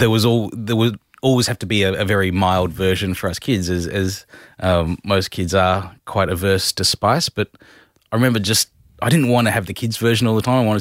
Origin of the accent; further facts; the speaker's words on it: Adelaide, South Australia, Australia; moved away as an adult; also born or lived in Whyalla; Adelaide, mainly